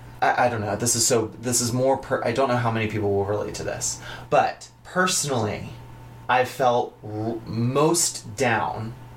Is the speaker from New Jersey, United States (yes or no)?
yes; New Jersey, United States; also born or lived in New York; I'm from New Jersey, 3 hours away.